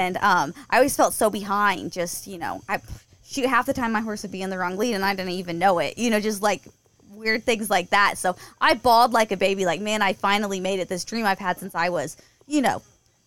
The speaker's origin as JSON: {"language": "English", "town": "Kansas City", "region": "Missouri", "country": "United States", "tie": "born or raised there", "also_born_or_lived": "Ozarks, Missouri", "said": "I grew up around Kansas City, and then when I was 15, we moved down to the Ozarks"}